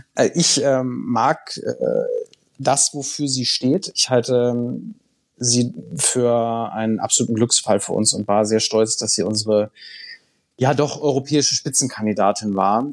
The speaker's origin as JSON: {"language": "German", "town": "Bad Bramstedt", "region": "Schleswig-Holstein", "country": "Germany", "tie": "born or raised there", "also_born_or_lived": "Brussels", "said": "diese Heimatstadt, meine Heimatstadt, ist das ein Tourismusort?"}